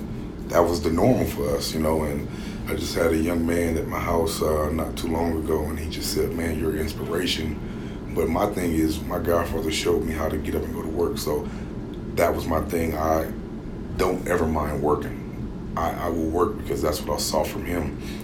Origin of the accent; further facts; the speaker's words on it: Oakland, California, United States; born there; But I was born in Oakland, yeah.